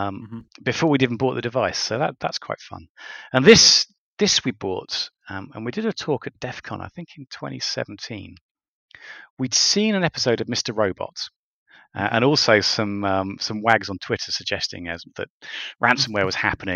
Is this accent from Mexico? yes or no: no; United Kingdom; I'm a Brit